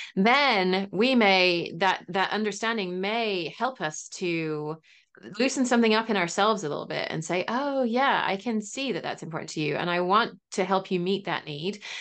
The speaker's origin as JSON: {"language": "English", "region": "England", "country": "United Kingdom", "moved": "yes", "said": "I am English originally"}